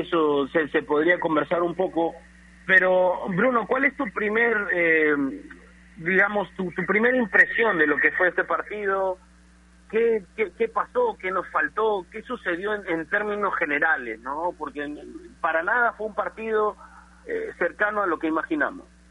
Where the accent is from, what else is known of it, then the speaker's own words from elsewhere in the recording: Peru; nosotros nos merecemos mucho más como peruanos